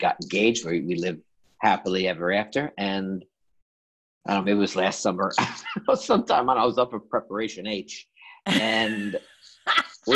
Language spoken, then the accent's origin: English; New York City, New York, United States; I grew up in Woodside, Queens.